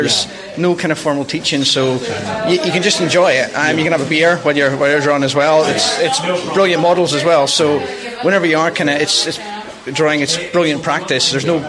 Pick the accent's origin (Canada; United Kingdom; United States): United Kingdom; Belfast, Northern Ireland; now in Aberdeen, United Kingdom; It was where I grew up in Belfast